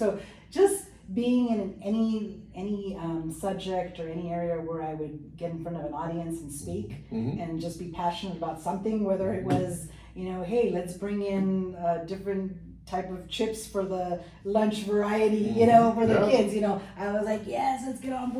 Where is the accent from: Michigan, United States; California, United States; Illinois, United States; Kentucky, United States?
California, United States; Chula Vista; first language Spanish; English is a second language; I grew up actually in Chula Vista, here in the city. Not left. Born here, raised here, and still here.